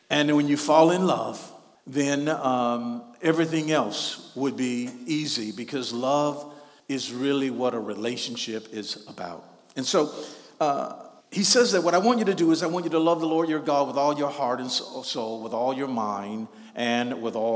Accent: Shreveport, Louisiana, United States; You know, when I was growing up in Shreveport, Louisiana, we had a guy who was just a couple of years older than me

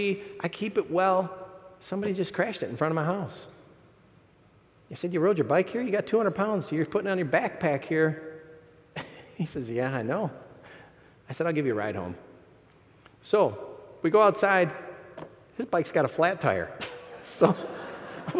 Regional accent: Michigan, United States; I'm from Michigan, too

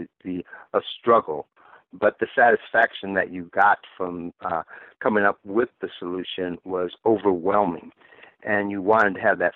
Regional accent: Grambling, Louisiana, United States; also born or lived in Lafayette, Louisiana / Michigan / Chicago / Wisconsin; now in Detroit, United States; I was born in Lafayette, Louisiana, but I was raised in Grambling, Louisiana. However, I spent 6 years of my life in Michigan at various times.

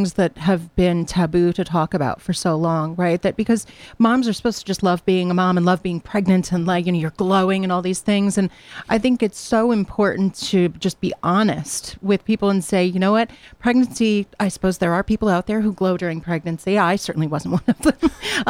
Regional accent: Hamden, Connecticut, United States; now in New Jersey; I'm very lucky because I've been able to start again here at Southern in my hometown. You know, I grew up in Hamden, but I worked for many, many years out in New Jersey.

